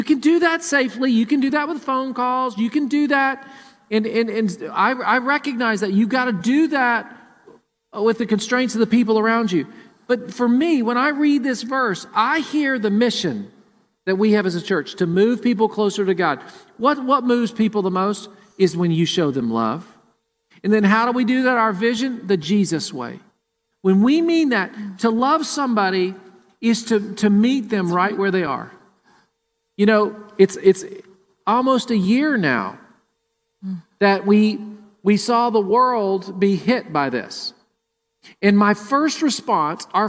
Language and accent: English; Murfreesboro, Tennessee, United States; born or raised there; now in Columbus, United States